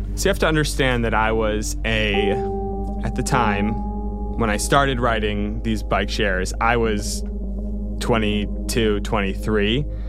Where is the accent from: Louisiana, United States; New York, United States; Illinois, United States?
New York, United States; Rochester; moved away; I grew up in Rochester, New York, surrounded by all of my family